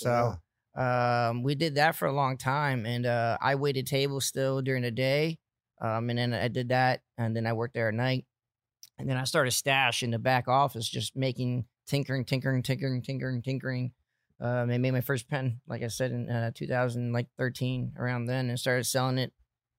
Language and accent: English; São Paulo, Brazil; moved away; Yeah, so we're from Brazil. I was born in Brazil, came here in 89.